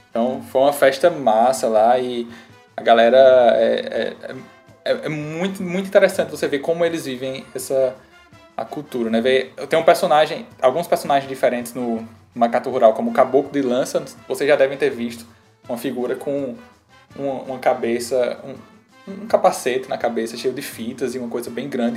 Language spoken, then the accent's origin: Portuguese; Campina Grande, Paraíba, Brazil; now in João Pessoa, Brazil; eu sou paraibano, né, de Campina Grande. Moro em João Pessoa